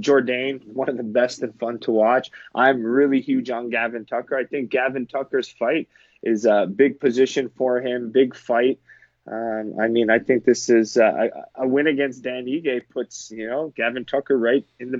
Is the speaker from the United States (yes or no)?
no; Canada; being a Canadian